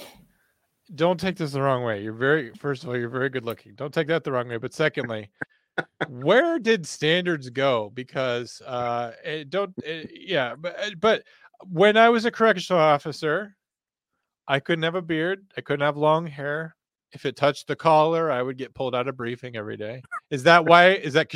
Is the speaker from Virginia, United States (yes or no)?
yes; Virginia, United States; now in South Dakota, United States; I'm from Virginia, right? Like regular Virginia